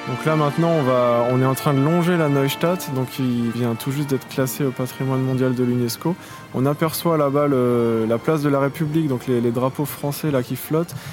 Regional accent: Strasbourg, Grand Est, France; je suis né à Strasbourg, je vis à Strasbourg et travaille à Strasbourg

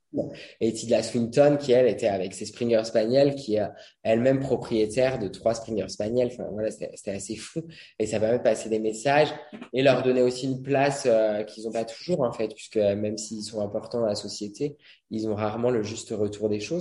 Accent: Brittany, France; moved away; je suis breton j'y retourne assez souvent

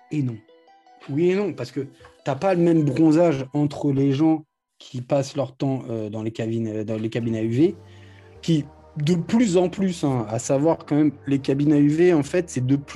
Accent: France; Je, peux, pas, connaître. Moi, je viens de, de, de la France.

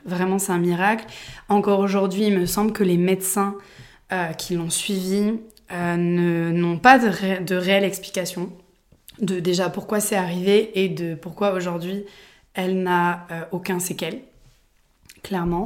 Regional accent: Aix-en-Provence, Provence-Alpes-Côte d'Azur, France; je suis née à Aix-en-Provence

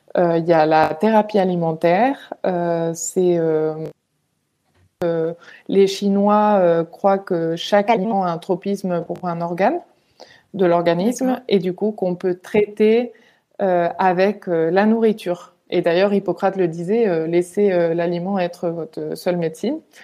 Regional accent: Majorca, Balearic Islands, Spain; moved away as an adult; also born or lived in Valencia; je suis espagnole euh, d'origine et du coup euh, euh, j'habitais en Espagne à l'époque. j'ai habité très longtemps en fait à Majorque et après j'ai déménagé à Valence quand j'avais 14 ans.

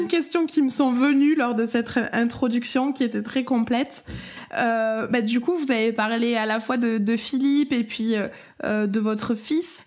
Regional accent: France; accent: accent chantant (sing-song accent)

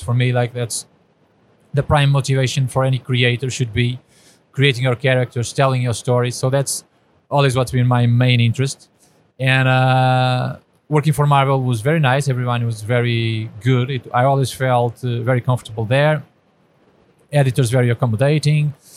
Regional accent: Portugal; I'm from Portugal, so a small country

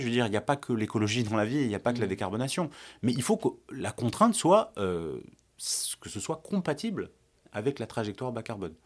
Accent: France; en tant que, en tant que Français

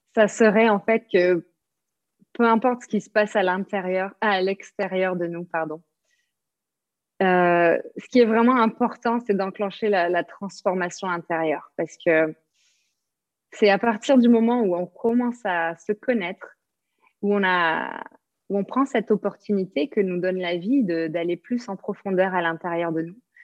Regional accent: south-west France, France; moved away as an adult; also born or lived in New Zealand; now in Bali, Indonesia; je viens du sud-ouest de la France, donc on prononce le S

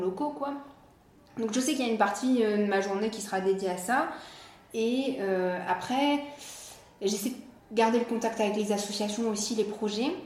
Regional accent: Nice, Provence-Alpes-Côte d'Azur, France; moved away as an adult; also born or lived in Biarritz / China / Hawaii; now in Cannes, France; je suis niçoise

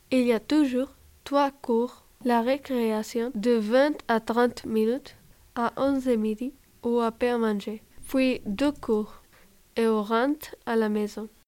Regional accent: Spain; avec Romaïsa, nous avons grandi en Espagne.

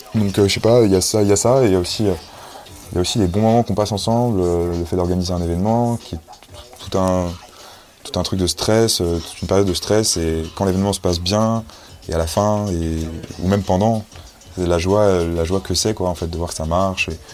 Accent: Paris, Île-de-France, France; also born or lived in Saint-Germain-en-Laye; now in Montreuil, France; j'ai grandi à Port de la Chapelle, chez ma mère

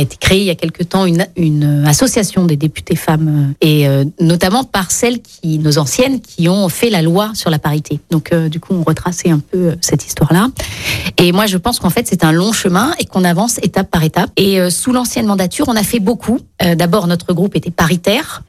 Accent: Lyon, Auvergne-Rhône-Alpes, France; je suis lyonnaise

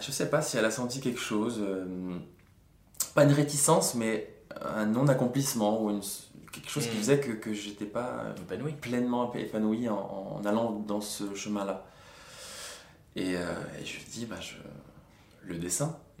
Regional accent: Bastia, Corsica, France; moved away as an adult; also born or lived in Mantes-la-Jolie; je suis né à monte la jolie et deux semaines après j'étais à Bastia

